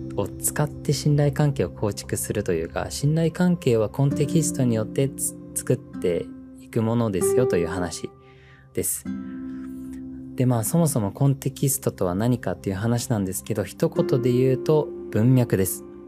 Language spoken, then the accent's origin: Japanese; New Zealand; moved away as an adult; now in Japan; 僕はもともと自然豊かなニュージーランドという国で生まれ育って